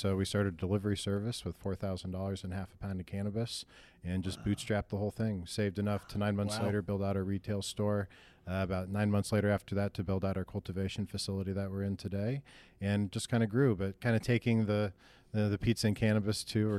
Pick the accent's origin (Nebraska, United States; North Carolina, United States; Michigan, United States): Nebraska, United States; Lincoln; moved away as an adult; now in Denver, United States; But, no, I moved from Lincoln, Nebraska, when I was 21.